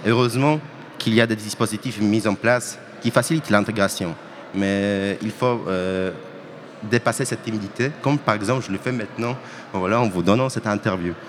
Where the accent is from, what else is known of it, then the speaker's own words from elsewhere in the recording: Poland; French is a second language; moved away as an adult; now in Poitiers, France; je viens de Pologne